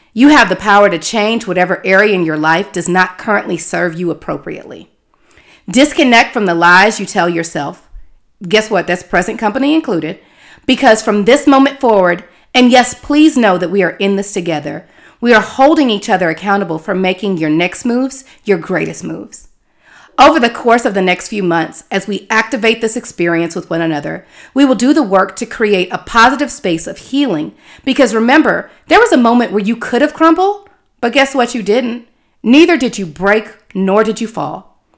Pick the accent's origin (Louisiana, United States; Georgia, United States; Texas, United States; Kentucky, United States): Texas, United States; Houston; moved away as an adult; also born or lived in Tallahassee, Florida; now in California, United States; continuing my on-air experience in my hometown of Houston, Texas